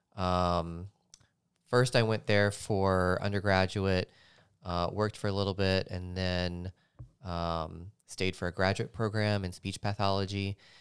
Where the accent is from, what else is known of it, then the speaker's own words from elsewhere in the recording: Nashville, Tennessee, United States; moved away; born and raised in Nashville, Tennessee, Music City, U S A.